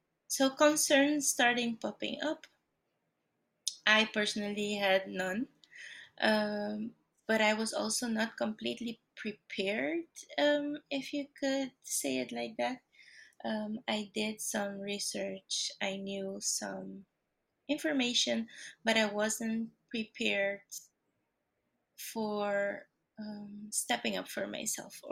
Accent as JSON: {"language": "English", "country": "Aruba", "tie": "born or raised there", "also_born_or_lived": "Brazil", "moved": "as an adult", "lives_now": "Netherlands", "said": "I was born in Brazil, raised in Aruba in the Caribbean, and I've lived for the past 9 years in the Netherlands in Europe"}